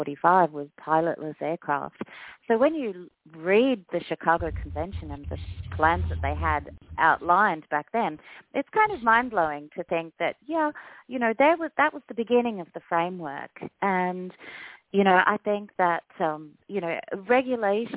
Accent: Australia; now in United States; I'm an Australian

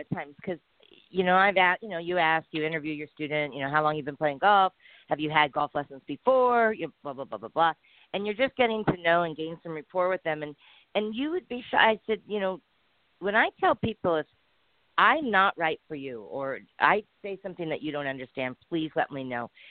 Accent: San Diego, California, United States; I came from San Diego, California

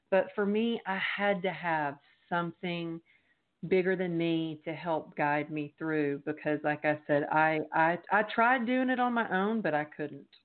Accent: Texas, United States; now in Los Angeles, United States; I moved to Los Angeles from Texas because to be a professional dancer.

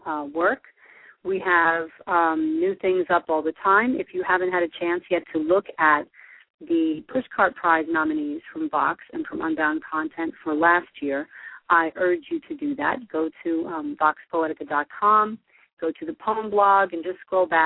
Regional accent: New Jersey, United States; I'm from New Jersey

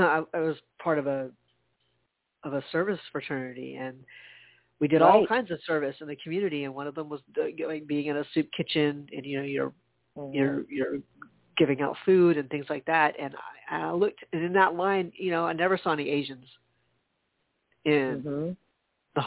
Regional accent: United States; being born in the States

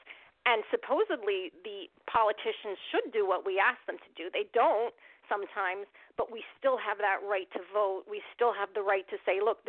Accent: United States; I'm Armenian American. I'm fifth generation on my mom's side, third on my dad's side. I'm as American as they come

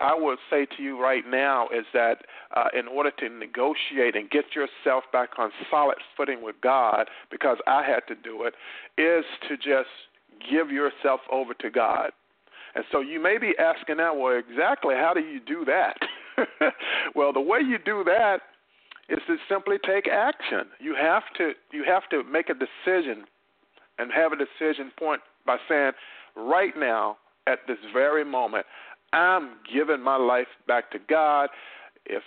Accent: North Carolina, United States; in my hometown in North Carolina

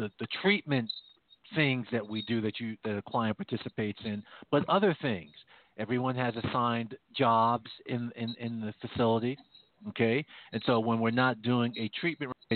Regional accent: Jamaica; moved away; where I come from, where I was born in Jamaica

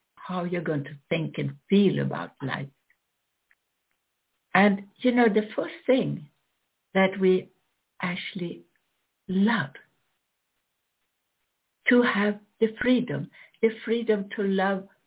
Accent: Florida, United States; also born or lived in Sweden; I am from Florida

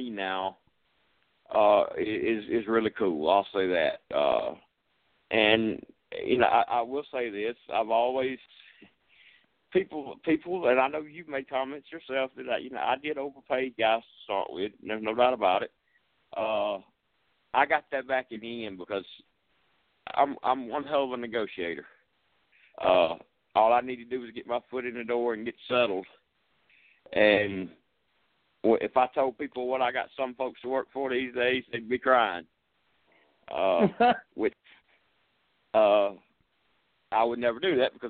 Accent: Monroe, Georgia, United States; my hometown, which has nothing to do in Monroe, Georgia

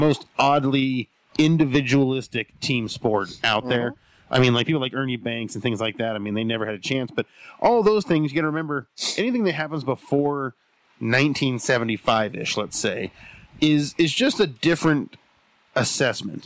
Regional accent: near San Francisco, California, United States; now in Colorado, United States; I lived near San Francisco, near-ish San Francisco

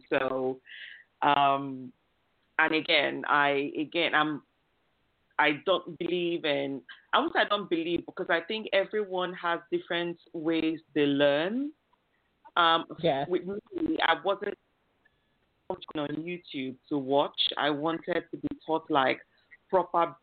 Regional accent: Nigeria; moved away as an adult; now in United Kingdom; I'm originally from Nigeria

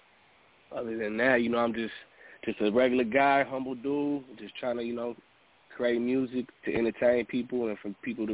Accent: Chicago, Illinois, United States; also born or lived in San Diego, California; I moved back to Chicago where my family originally was at prior to me being born in San Diego. I kind of grew up in the city life

